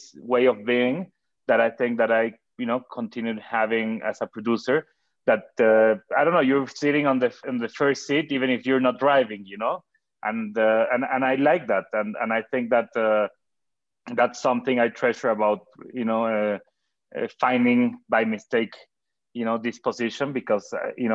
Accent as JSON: {"language": "English", "town": "Cuernavaca", "region": "Morelos", "country": "Mexico", "tie": "born or raised there", "said": "in Cuernavaca, where I grew up in Mexico"}